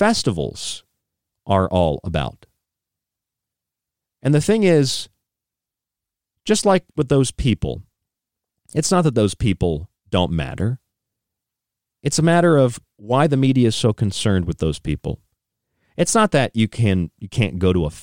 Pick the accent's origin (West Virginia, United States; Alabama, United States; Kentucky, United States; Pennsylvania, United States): West Virginia, United States; Morgantown; also born or lived in North Carolina; now in New York, United States; I stayed in West Virginia on the way, where I grew up in Morgantown for a couple of years